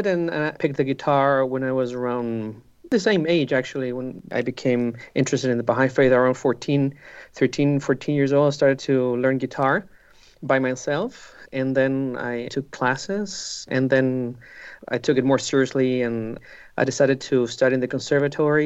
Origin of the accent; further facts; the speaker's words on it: Curicó, Maule, Chile; moved away as an adult; now in Santiago, Chile; I grew up in Curicó, which is a small city south of Santiago in Chile. I spent all my childhood there, and I came to Santiago, where I live now, to study in the university.